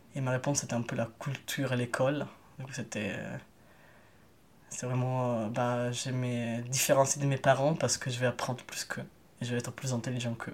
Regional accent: Italy; now in France; je suis un migrant italien

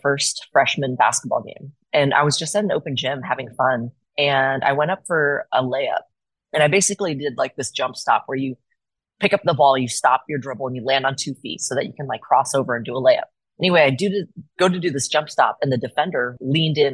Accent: Portland, Oregon, United States; I was born and raised here, so it's always like my hometown to me

